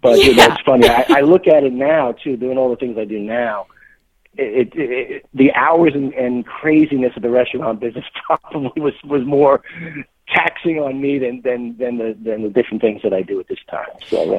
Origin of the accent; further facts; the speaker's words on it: New York, United States; Well, it's kind of interesting that I came from New York, so right off the bat there, it's a little different.